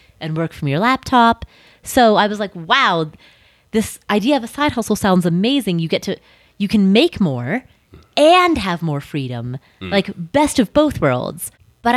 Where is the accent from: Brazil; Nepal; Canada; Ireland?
Nepal; Kathmandu, Bagmati; I was born in Kathmandu